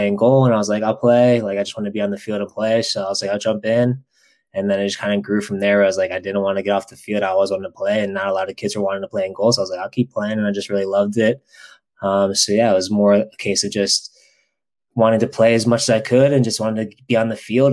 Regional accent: Baltimore, Maryland, United States; I grew up in Baltimore

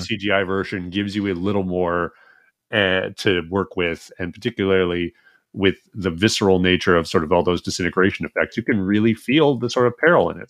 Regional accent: Edmonton, Alberta, Canada; now in United States; I am from Edmonton

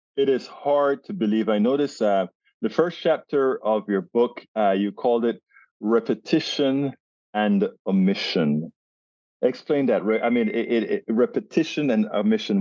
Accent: Panama; now in United States; I'm originally from Central America, Panama

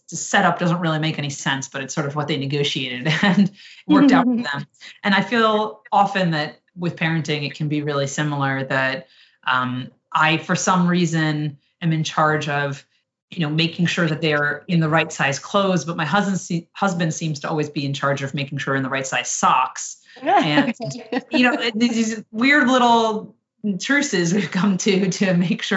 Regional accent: New Jersey, United States; I grew up in New Jersey.

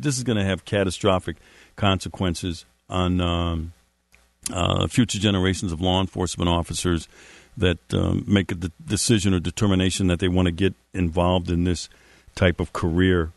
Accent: Milwaukee, Wisconsin, United States; my hometown of Milwaukee, Wisconsin

